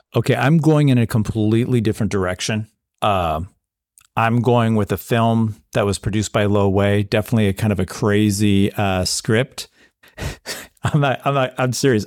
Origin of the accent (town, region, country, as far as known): United States